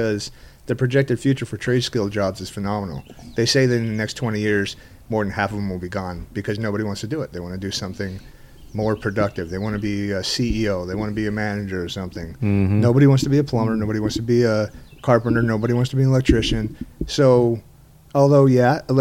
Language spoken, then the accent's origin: English; Utah, United States; I'm from Utah